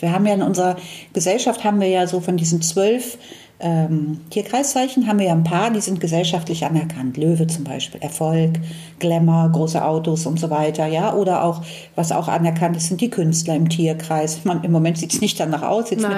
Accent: Cologne, North Rhine-Westphalia, Germany; ich bin ja in Köln aufgewachsen

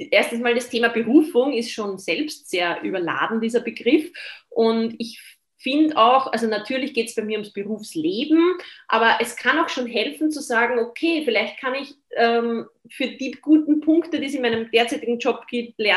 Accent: Austria; aber bei uns in Österreich war es in meiner Generation so, na, werdet ja nicht Lehrer

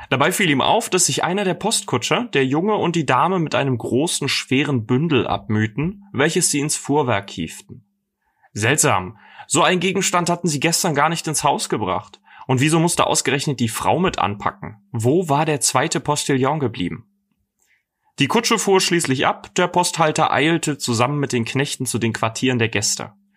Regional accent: Dresden, Saxony, Germany; moved away; Ich komme übrigens ursprünglich aus Dresden

